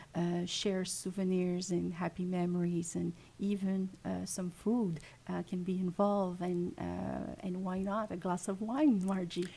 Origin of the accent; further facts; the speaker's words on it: Montreal, Quebec, Canada; English is a second language; also born or lived in Western Canada; I'm French Canadian, originally from Montreal